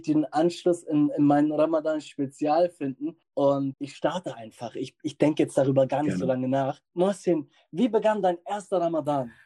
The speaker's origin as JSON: {"language": "German", "area": "the North", "region": "Northern Germany", "country": "Germany", "said": "ich komme aus dem Norden"}